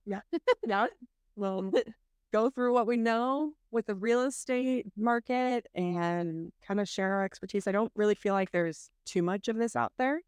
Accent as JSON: {"language": "English", "town": "Snohomish", "region": "Washington", "country": "United States", "tie": "born or raised there", "said": "I grew up in Snohomish"}